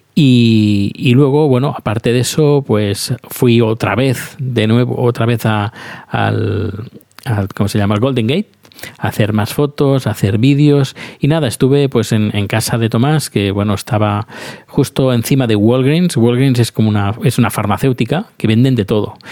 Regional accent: Spain; also born or lived in Sweden; now in Stockholm, Sweden; yo soy español y vivo en Suecia

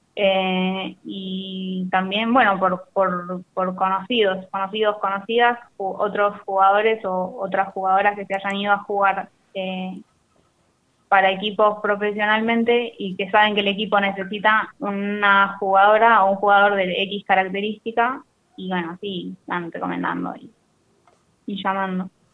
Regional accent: La Plata, Buenos Aires Province, Argentina; moved away as an adult; Yo soy de La Plata

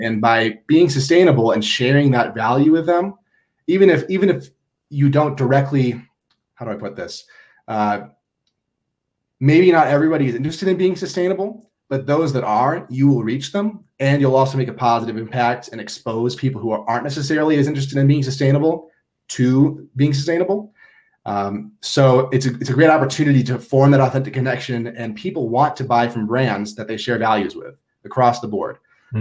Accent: Minnesota, United States; moved away as an adult; now in Boulder, United States; I'm from Minnesota and I came to Boulder to escape Minnesota.

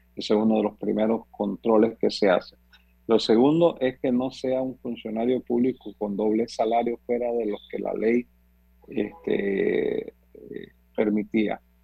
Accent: Panama; Los panameños

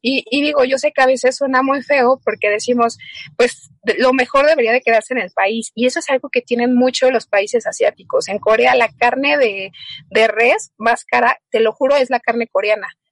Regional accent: Mexico; como mexicanos

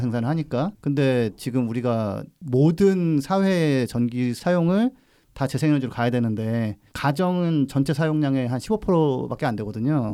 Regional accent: Gongju, South Chungcheong, South Korea; 어렸을 때 제가 살던 동네 에 장작 파는 걸 본적 있어요 어. 장날에 충남 공주에서

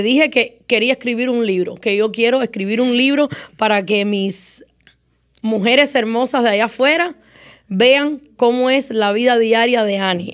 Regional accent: Moa, Cuba; now in United States; mi niñez en Cuba fue muy difícil

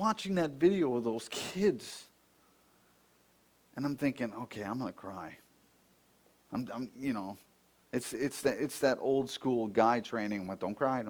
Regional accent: Buffalo, New York, United States; when we were growing up in Buffalo

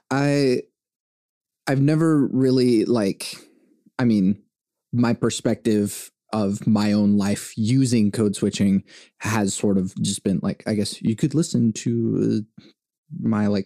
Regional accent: Venezuela; born there; because I was born in Venezuela.

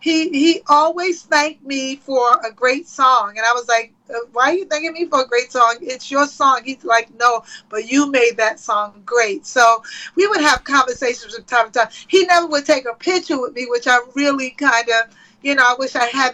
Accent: New York City, New York, United States; that's how we were raised in Queens. You know, I was raised a good girl in Queens, New York.

